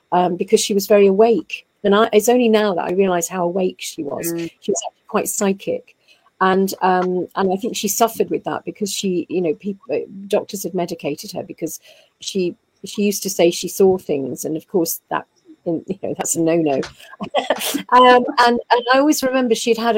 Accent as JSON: {"language": "English", "town": "Folkestone", "region": "South East England", "country": "United Kingdom", "tie": "born or raised there", "also_born_or_lived": "Dover", "said": "I was born in Dover in Kent, and I went to school in Folkestone"}